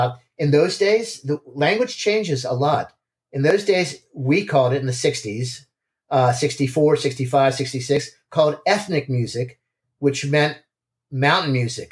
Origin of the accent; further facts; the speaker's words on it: Wheaton, Maryland, United States; now in Washington, United States; I used to come in to Washington, where I grew up in the Wheaton suburbs. My parents' house was there.